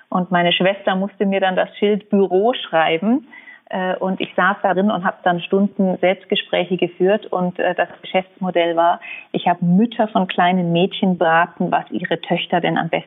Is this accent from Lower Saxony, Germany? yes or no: no; Munich, Bavaria, Germany; Also ich wurde vor 36 Jahren in München geboren und habe die ersten 19 Jahre in München gelebt.